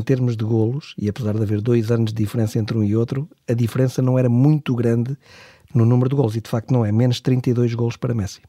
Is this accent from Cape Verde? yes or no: no; Portugal; todos nós, como portugueses